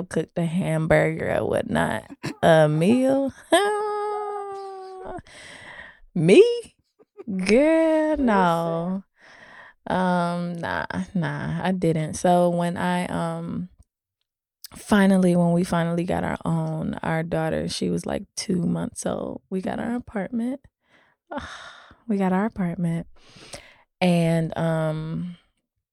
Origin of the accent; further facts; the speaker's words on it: Florida, United States; moved away as an adult; I'm from Florida. Mm-hmm. So I came up here from Florida